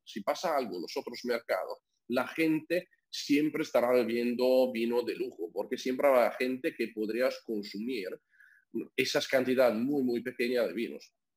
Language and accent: Spanish; near Venice, Veneto, Italy; Spanish is a second language; moved away; nací porque soy italiano, eh, nací en una familia que tiene viñedos en el norte de Italia, cerca de Venecia